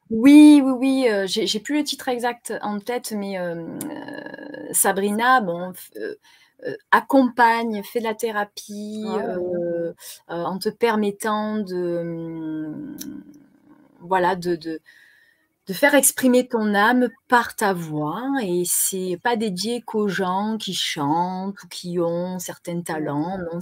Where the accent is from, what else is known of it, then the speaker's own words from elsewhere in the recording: Marseille, Provence-Alpes-Côte d'Azur, France; accent: Marseillais; Je suis née à Marseille